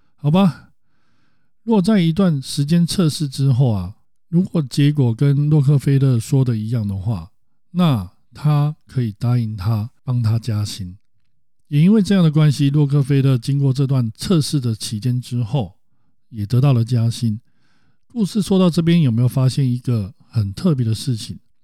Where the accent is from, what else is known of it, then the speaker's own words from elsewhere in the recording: Taiwan; 我们台湾人家长在教育小孩的时候